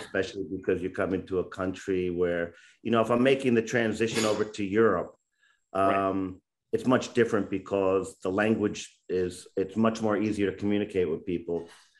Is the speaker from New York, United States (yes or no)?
yes; upstate New York, United States; also born or lived in Bronx, New York City; I was born in the Bronx in New York City, and moved upstate New York. My dad was in law enforcement, became a police chief in a rural area in upstate New York.